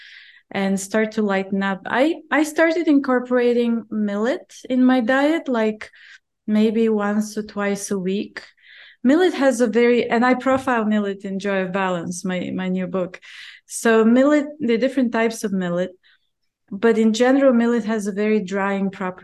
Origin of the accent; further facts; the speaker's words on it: Bulgaria; I grew up in Bulgaria